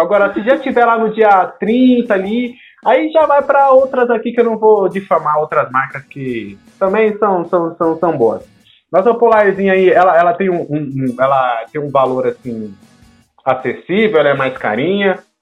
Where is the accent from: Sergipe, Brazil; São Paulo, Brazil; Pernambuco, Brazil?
São Paulo, Brazil; eu e Tiagão somos de São Paulo